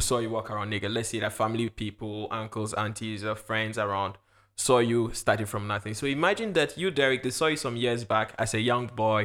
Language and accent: English; Ghana; also born or lived in Luxembourg; now in France; I'm a Ghanaian